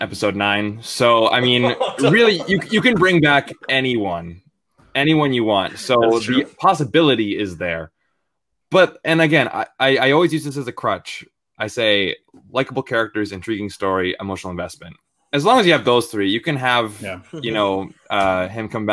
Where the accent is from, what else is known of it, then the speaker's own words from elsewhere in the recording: Vancouver, British Columbia, Canada; my hometown